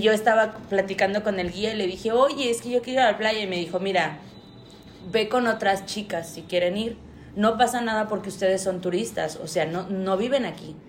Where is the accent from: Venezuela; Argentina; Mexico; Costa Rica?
Mexico; nosotros los mexicanos